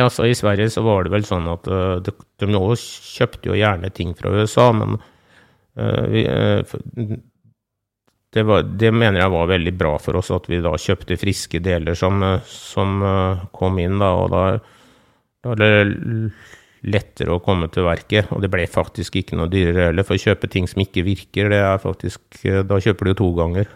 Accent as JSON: {"language": "Norwegian", "area": "farm between Fredrikstad, Sarpsborg and Halden", "region": "Østfold", "country": "Norway", "tie": "born or raised there", "said": "Det er jo 15 mm, km eh, inn til Fredrikstad. da. Det er vel omtrent til Sarpsborg og Halden òg, så det blir, vi bor jo litt sånn midt imellom uti her"}